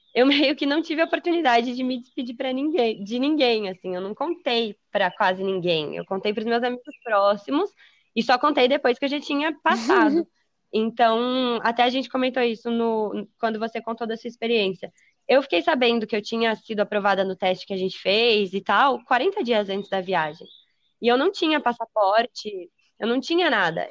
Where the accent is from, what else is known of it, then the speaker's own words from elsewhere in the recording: Taubaté, São Paulo, Brazil; also born or lived in Israel; E eu nasci em São Paulo, 1995, tenho 25 anos. E fiquei lá, morei lá até os meus oito ou nove anos, que foi quando meus pais se separaram e eu me mudei para Taubaté, no Vale do Paraíba